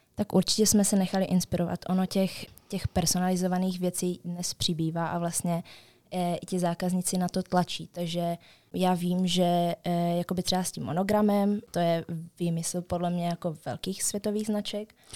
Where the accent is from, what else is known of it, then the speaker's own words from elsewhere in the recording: Český Těšín, Moravian-Silesian Region, Czechia; my jsme z Českého Těšína, takže vy, asi, asi 30 kilometrů do Stravy.